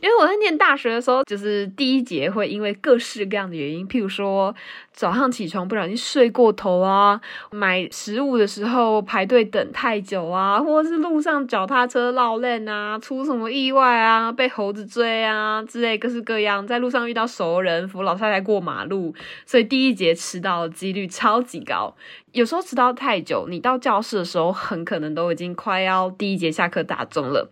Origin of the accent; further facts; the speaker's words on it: Taiwan; 但是我老家附近还有那种炸甜甜圈啊，炸双胞胎啊